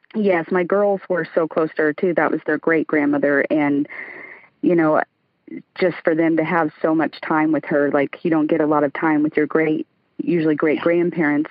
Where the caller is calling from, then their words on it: Lakeland, Florida, United States; I'm calling from Lakeland, Florida